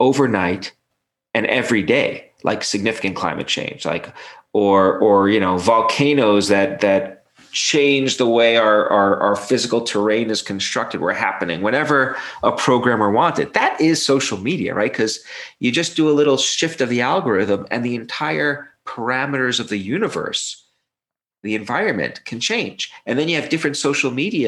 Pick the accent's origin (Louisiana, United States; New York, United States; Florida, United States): New York, United States; New York City; I grew up in Brooklyn